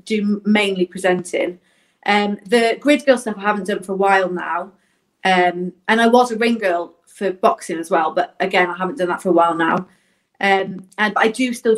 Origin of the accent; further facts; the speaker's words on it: Southport, North West England, United Kingdom; moved away; also born or lived in Wales / Scotland; I grew up in Southport, up north